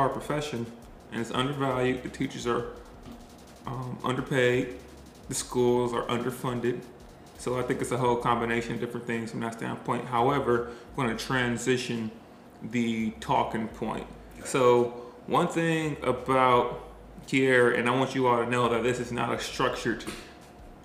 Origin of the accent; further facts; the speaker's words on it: Milwaukee, Wisconsin, United States; moved away as an adult; also born or lived in College Station / Dallas / Waco / Washington, D.C.; Milwaukee is in Wisconsin, but I grew up in Milwaukee, and Milwaukee is completely different